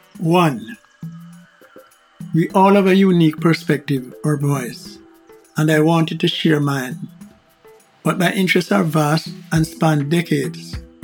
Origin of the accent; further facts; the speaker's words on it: Jamaica; your host, and I hail from the tiny island nation of Jamaica. Although you may have figured that out already from my accent, at the time of this recording, I'm 79 years old